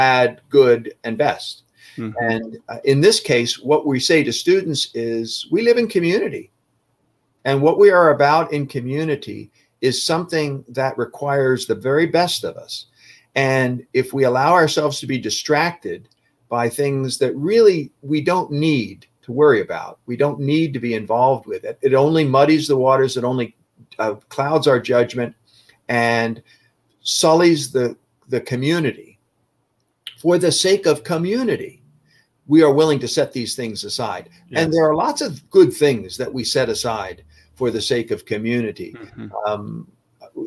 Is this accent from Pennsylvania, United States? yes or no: yes; Philadelphia, Pennsylvania, United States; I grew up in the Philadelphia, Pennsylvania area.